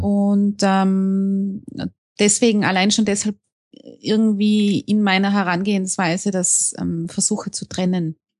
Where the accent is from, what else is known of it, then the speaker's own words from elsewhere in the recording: Innsbruck, Tyrol, Austria; Ich komme aus Innsbruck in Österreich